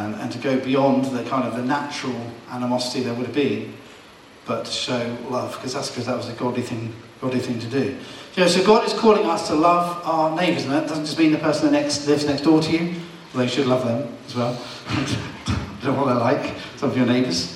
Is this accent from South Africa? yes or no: no; the Waterside, Hampshire, South East England, United Kingdom; It's my hometown